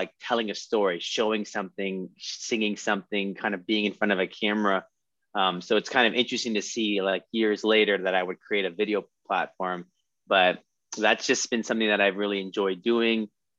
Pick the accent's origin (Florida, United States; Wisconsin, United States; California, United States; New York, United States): California, United States; also born or lived in Texas; we moved to California